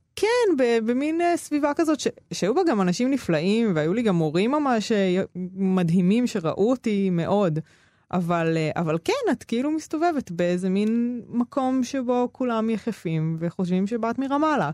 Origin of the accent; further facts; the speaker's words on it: Ramla, Central District, Israel; also born or lived in Negev; ובין רמלה לפנימייה גם גרתי כמה שנים בנגב